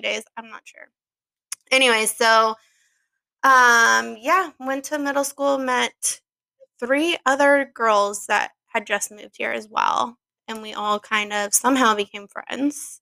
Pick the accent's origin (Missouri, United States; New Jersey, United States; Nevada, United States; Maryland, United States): Missouri, United States; Kansas City; now in St. Louis, United States; I was born in Kansas City, Missouri